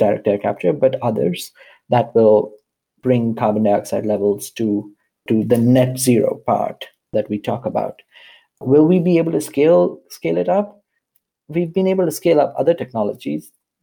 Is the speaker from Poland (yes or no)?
no; India; I grew up in India